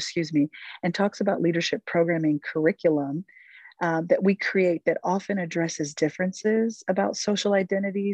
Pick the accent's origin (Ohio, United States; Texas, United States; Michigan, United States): Ohio, United States; I'm originally from Ohio